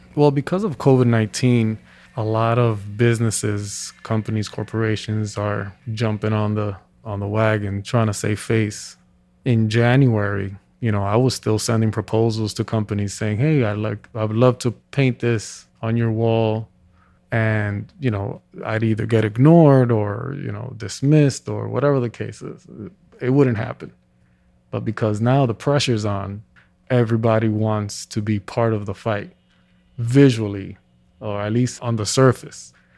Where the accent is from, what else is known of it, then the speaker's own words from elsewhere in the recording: New York City, New York, United States; born and raised in Washington Heights